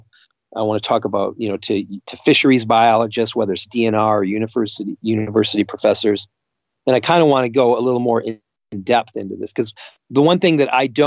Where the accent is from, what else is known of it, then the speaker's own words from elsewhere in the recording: Northeast Michigan, United States; growing up in a small town in Northeast Michigan on Lake Huron